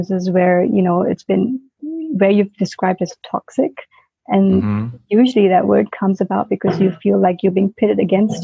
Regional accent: Singapore; moved away as an adult; I was born in Singapore, you know, grew up in that system, and then I worked for 9 years in Singapore

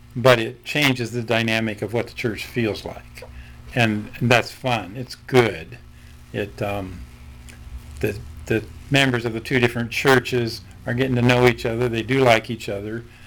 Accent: Nebraska, United States; I grew up in mostly in Nebraska

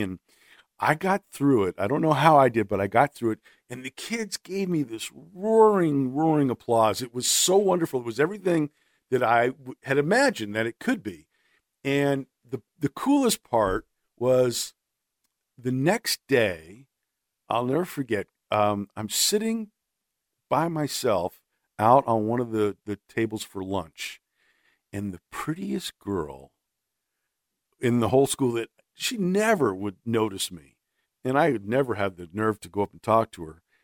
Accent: Los Angeles, California, United States; I'm born and raised in Los Angeles, and that's where, uh, I grew up

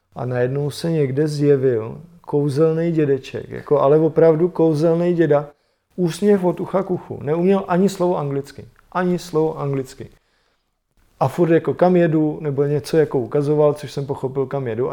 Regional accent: Czechia; já říkám Čechoslovakia

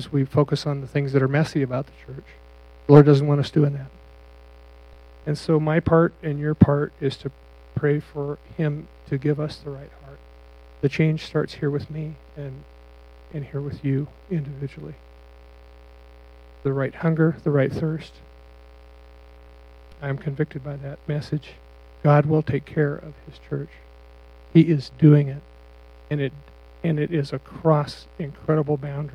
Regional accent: near Beaver Crossing, Nebraska, United States; now in Cheyenne, United States; Beaver Crossing is real close to my hometown

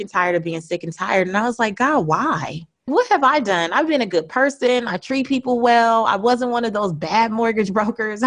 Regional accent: Los Angeles, California, United States; moved away; also born or lived in New Orleans / Atlanta, Georgia; I grew up in South Central Los Angeles in an area called Leimert Park.

